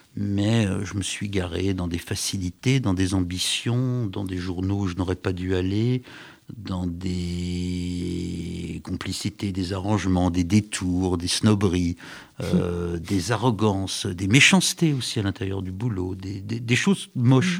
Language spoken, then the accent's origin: French; Paris, Île-de-France, France; quand on est parisien, on est forcément, je suis parisien